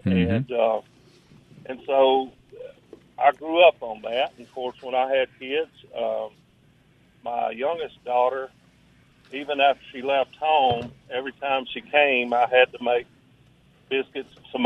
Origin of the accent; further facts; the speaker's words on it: North Louisiana, United States; moved away as an adult; now in Mississippi, United States; I'm from North Louisiana, so with a bunch of rednecks